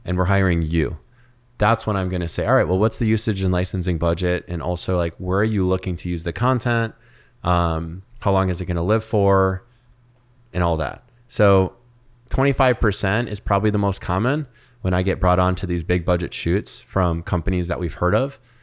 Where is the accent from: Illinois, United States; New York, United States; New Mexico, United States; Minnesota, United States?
Minnesota, United States; Minneapolis; moved away as an adult; now in Miami, United States; growing up in Minneapolis